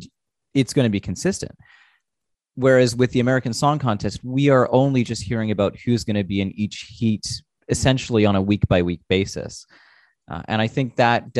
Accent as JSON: {"language": "English", "country": "Canada", "said": "as a Canadian"}